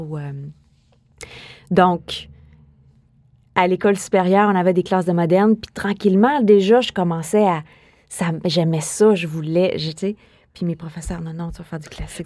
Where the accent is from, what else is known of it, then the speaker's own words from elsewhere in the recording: Quebec City, Quebec, Canada; moi, je suis née à Québec, hein? je suis une fille de Québec